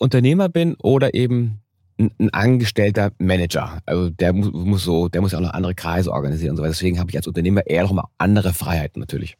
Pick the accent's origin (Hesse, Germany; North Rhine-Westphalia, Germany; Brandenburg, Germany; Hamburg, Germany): Hamburg, Germany; als Kind habe ich bin auch in einem einfachen Stadtteil aufgewachsen in Hamburg.